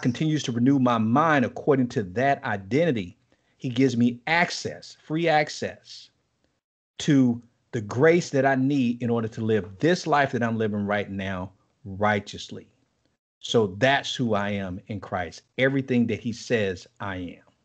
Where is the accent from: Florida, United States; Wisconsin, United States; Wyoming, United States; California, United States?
Florida, United States; Miami; moved away as an adult; also born or lived in Nassau, Bahamas; now in Chattanooga, United States; I'm from Miami, Florida. Um, I was born and raised in Miami